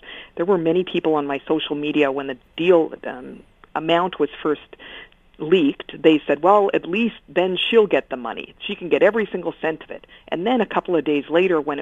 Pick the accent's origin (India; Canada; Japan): Canada; Regina, Saskatchewan; I'm from Regina